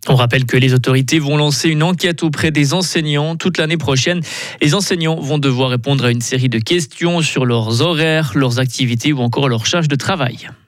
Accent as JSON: {"language": "French", "country": "Switzerland", "said": "chez nous, en Suisse"}